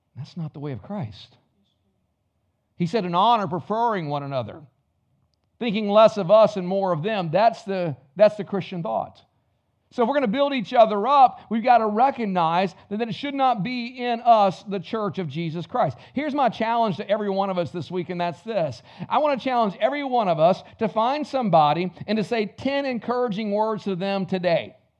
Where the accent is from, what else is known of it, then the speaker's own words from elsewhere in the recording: the South, United States; I was raised in the South